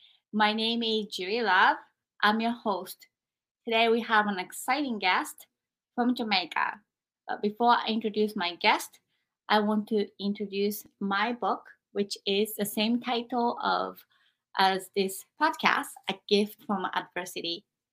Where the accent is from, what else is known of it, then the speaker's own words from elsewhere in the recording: Japan; moved away; when I was growing up in Japan